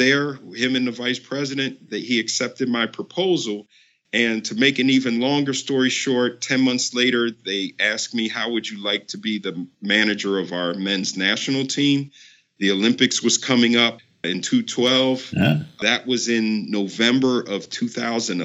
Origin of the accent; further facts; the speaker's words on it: Nigeria; I'm Nigerian and I once played for the Nigerian national team in 1998